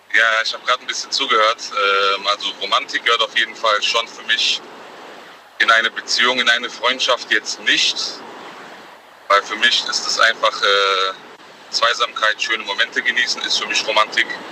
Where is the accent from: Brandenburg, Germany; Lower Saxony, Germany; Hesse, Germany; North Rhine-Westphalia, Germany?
Hesse, Germany; Frankfurt; bei uns in Frankfurt